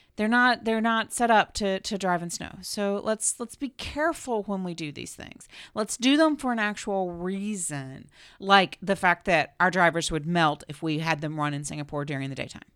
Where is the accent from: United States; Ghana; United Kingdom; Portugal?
United States